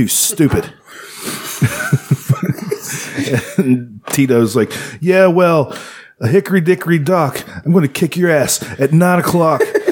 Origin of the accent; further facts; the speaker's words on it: United States; I'm an American man